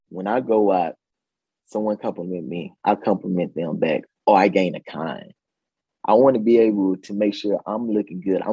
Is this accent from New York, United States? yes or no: no; Mississippi, United States; moved away; I grew up in Mississippi. I grew up in a small town